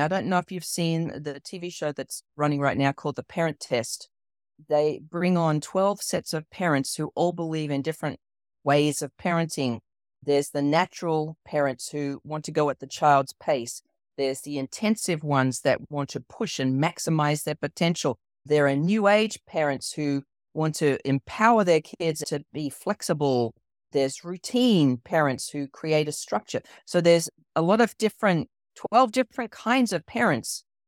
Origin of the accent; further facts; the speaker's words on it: Australia; moved away as an adult; now in United States; I grew up in Australia, I was born and raised in Australia, so you might notice my accent